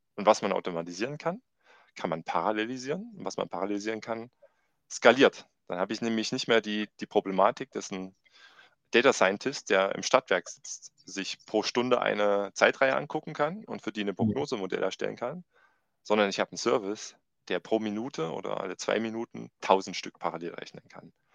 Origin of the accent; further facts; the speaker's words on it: Thuringia, Germany; also born or lived in Ilmenau; komme auch aus dem schönen Thüringen und mhm. habe gar nicht weit von meiner Heimatstadt dann äh, mich entschlossen, in Ilmenau zu studieren.